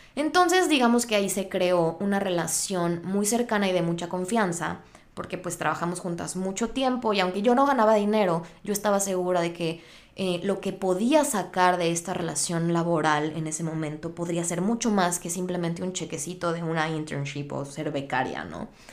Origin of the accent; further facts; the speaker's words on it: Mexico; moved away as an adult; now in United States; Yo soy de México.